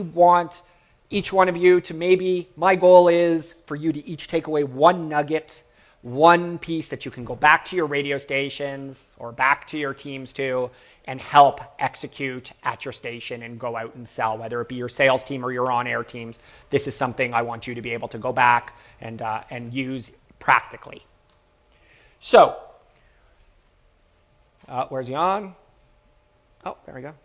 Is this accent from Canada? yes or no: yes; Toronto, Ontario, Canada; I'm from Toronto, Canada